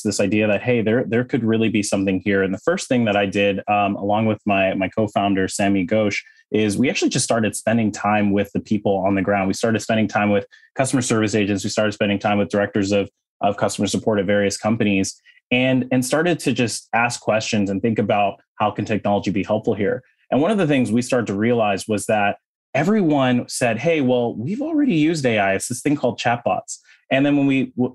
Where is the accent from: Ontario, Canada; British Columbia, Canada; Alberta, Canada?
Ontario, Canada; Toronto; moved away; also born or lived in Silicon Valley; I was born and raised in Toronto, in Canada